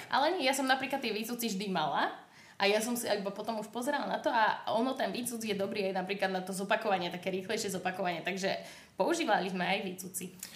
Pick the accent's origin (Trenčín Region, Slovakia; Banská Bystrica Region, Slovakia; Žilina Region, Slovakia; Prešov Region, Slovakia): Banská Bystrica Region, Slovakia; Banská Bystrica; moved away; ja som z Bystrice